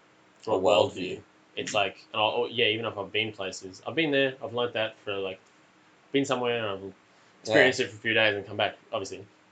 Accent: Toowoomba, Queensland, Australia; Yeah, so I grew up in Toowoomba. I've lived here all my life. I'm 20 years old this year. And, never moved. I went to primary school, high school here, and now I'm at uni here.

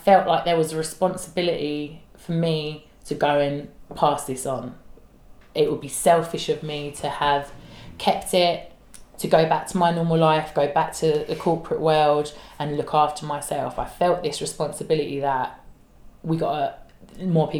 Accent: London, United Kingdom; I'm a girl from South East London. I talk the way I talk

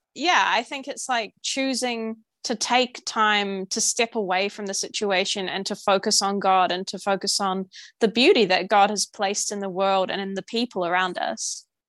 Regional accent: New Zealand; I'm from New Zealand

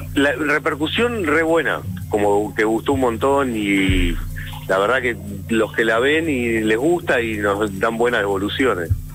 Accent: Hurlingham, Buenos Aires Province, Argentina; yo soy de Burlingame

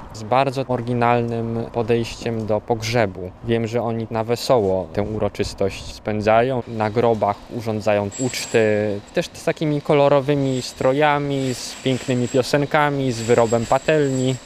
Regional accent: Krosno, Subcarpathian Voivodeship, Poland; moved away as an adult; now in Warsaw, Poland; a pochodzę z Krosna, z miasta Krosna, to jest województwo podkarpackie

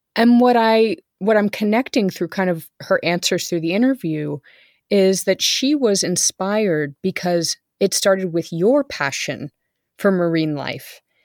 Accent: California, United States; moved away; I was from California

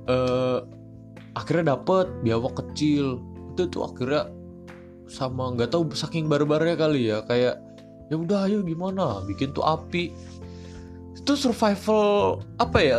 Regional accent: East Jakarta, Jakarta, Indonesia; dulu tuh aku masih di sawah tuh di deket-deket daerah aku di Jakarta Jakarta Timur

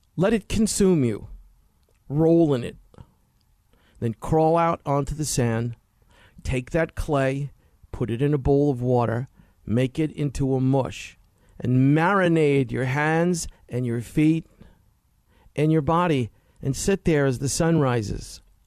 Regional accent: New York City, New York, United States; moved away; I grew up in Queens in the sixties.

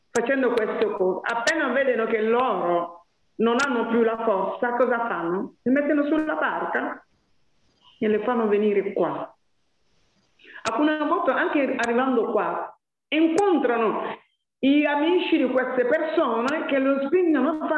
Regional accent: Côte d’Ivoire; Allora, ehm, io sono della Costa d'Avorio, come le sapete voi, però sto lavorando come le donne del Burkina Faso

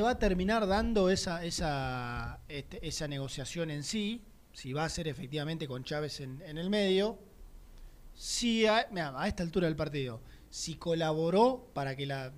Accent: Argentina; nosotros como argentinos

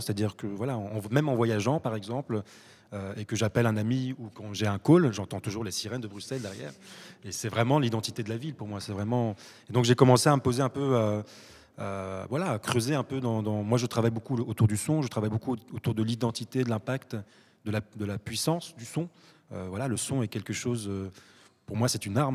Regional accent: France; moved away as an adult; also born or lived in Morocco; now in Brussels, Belgium; je suis né au Maroc, je suis allé très très jeune en France où j'ai fait mes études, j'ai grandi

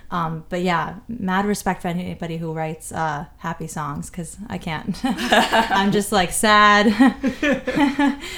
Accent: London, United Kingdom; also born or lived in New York, United States / Barcelona, Spain / Munich, Germany; I was born in New York. My family's Spanish and from a lot of places, and I ended up growing up mostly in London and Barcelona and in Munich, Germany, randomly.

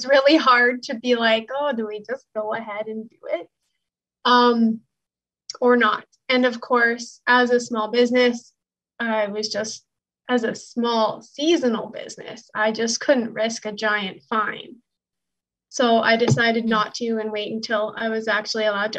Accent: Alberta, Canada; now in Ontario, Canada; I live in Ontario, Canada, but I'm from Alberta, which is about 3,600 kilometers away.

